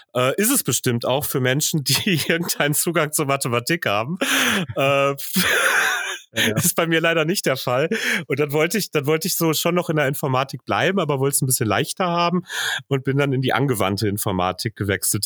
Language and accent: German; Hagen, North Rhine-Westphalia, Germany; moved away as an adult; also born or lived in Bochum; Im Grunde komme ich aus einem, ähm, irgendwann in den 70ern in Hagen eingegliederten jetzt vor Ort von Hagen, nämlich aus hagen hohen limburg